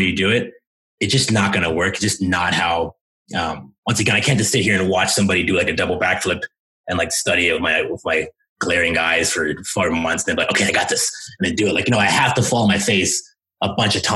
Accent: United States; first language English; I'm American

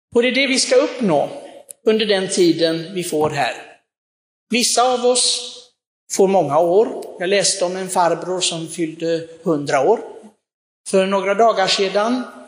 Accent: Sweden; vi svenskar

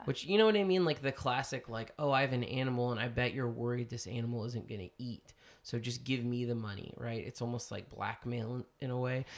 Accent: United States; I'm saying that as an American.

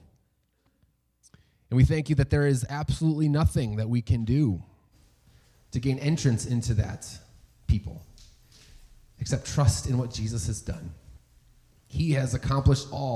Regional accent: New York, United States; I was born and raised in the United States. I know no other home

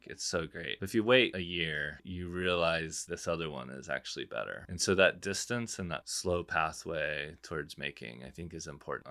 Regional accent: San Angelo, Texas, United States; I grew up in San Angelo, which is this little West Texas town

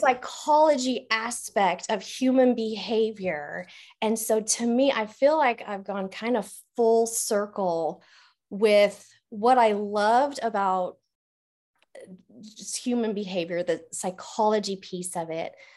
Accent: Canon City, Colorado, United States; moved away as an adult; now in Oklahoma, United States; I was born and raised in Colorado

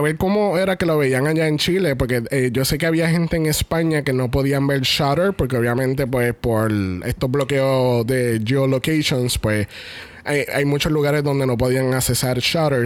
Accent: Puerto Rico; Nosotros somos de Puerto Rico.

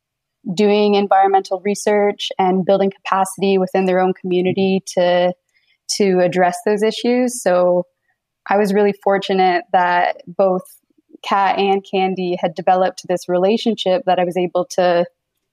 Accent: Neyaashiinigmiing, Bruce Peninsula, Ontario, Canada; I'm Anishinaabe from Neshinimming, which is up on the Bruce Peninsula.

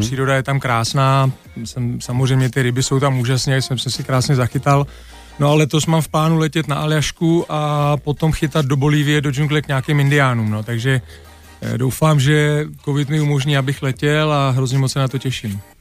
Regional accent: Czechia; moved away as an adult; also born or lived in England / Germany; se vždycky vrátíme prostě jako do Čech zpátky hmm. domů

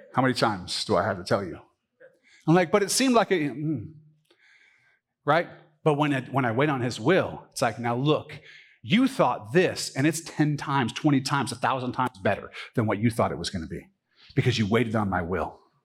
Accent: United States; I grew up in the United States of America

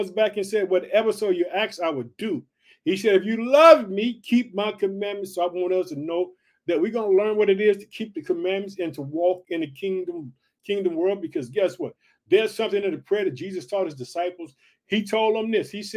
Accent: Illinois, United States

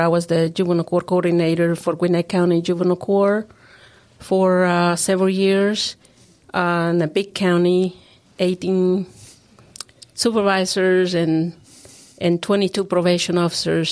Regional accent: Honduras; also born or lived in Arkansas; now in Tennessee, United States; I'm originally from Honduras

